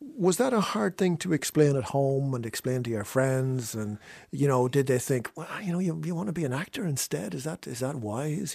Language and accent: English; Fermanagh, Northern Ireland, United Kingdom; growing up in Fermanagh